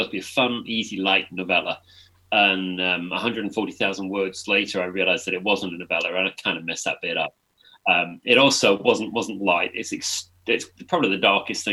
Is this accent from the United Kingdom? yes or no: yes; England, United Kingdom; I'm an author from England